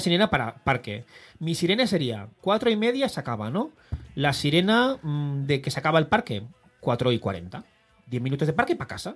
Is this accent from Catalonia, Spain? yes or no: yes; Barcelona, Catalonia, Spain; En mi barrio, yo como soy de la Verneda